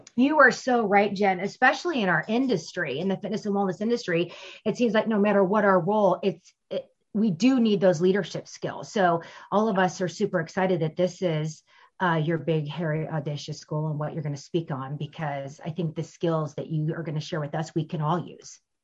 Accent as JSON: {"language": "English", "town": "St. Louis", "region": "Missouri", "country": "United States", "said": "I'm from St. Louis, Missouri"}